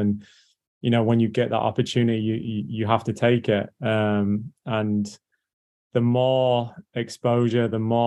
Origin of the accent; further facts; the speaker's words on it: England, United Kingdom; moved away as an adult; also born or lived in North Carolina, United States; now in Orlando, United States; as you can tell by my voice, I'm English, but my dad was American